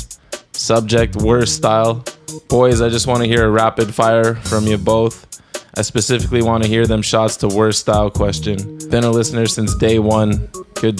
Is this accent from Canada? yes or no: yes; Canada; Being Canadian on the road